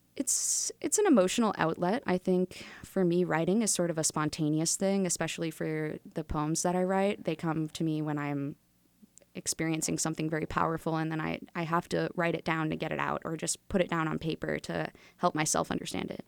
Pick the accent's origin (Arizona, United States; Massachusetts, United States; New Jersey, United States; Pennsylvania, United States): Massachusetts, United States; Wilmington; also born or lived in Atlanta; I grew up here in Wilmington.